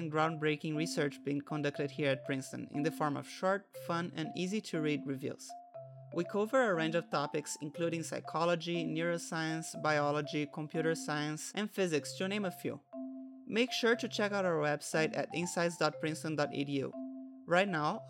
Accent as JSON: {"language": "English", "country": "Brazil", "moved": "yes", "lives_now": "United States", "said": "Yeah, I come from Brazil"}